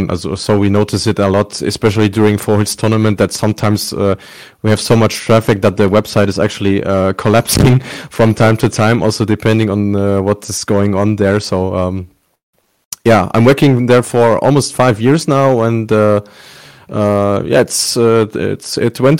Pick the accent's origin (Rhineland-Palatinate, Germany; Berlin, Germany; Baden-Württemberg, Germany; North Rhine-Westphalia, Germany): North Rhine-Westphalia, Germany; Bielefeld; my my hometown uh, Bielefeld is uh, located at uh, 100 meters above uh, sea level, so we don't have uh, uh, real mountains here, barely snow.